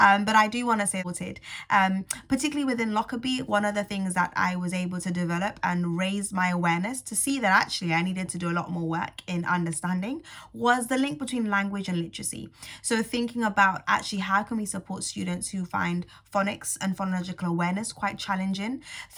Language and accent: English; St. Lucia; Not only because I'm from St. Lucia, but also because my stepdad, who unfortunately has passed away now, but was so integral to me being, growing into the young woman that I am today, he was from Barbados.